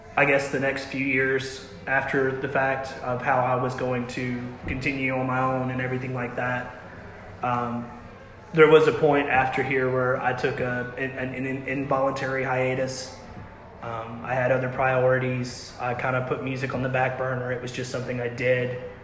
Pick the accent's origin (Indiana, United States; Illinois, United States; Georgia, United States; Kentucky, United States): Kentucky, United States; Russellville; I grew up uh, in Russellville pretty much my whole life